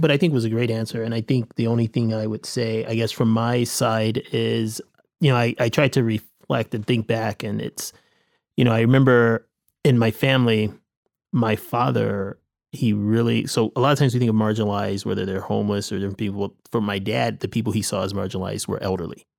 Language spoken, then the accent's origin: English; Michigan, United States; moved away as an adult; now in Los Angeles, United States; I'm originally from Michigan. I grew up, um, in the city north of Detroit, Michigan.